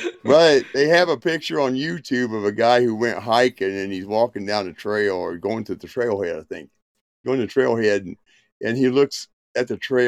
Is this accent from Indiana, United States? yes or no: yes; Indiana, United States; also born or lived in Georgia / North Carolina; now in Montana, United States; Originally, well, I was born in Georgia, raised in Indiana, grew up a lot of my time in North Carolina as a young adult to my middle age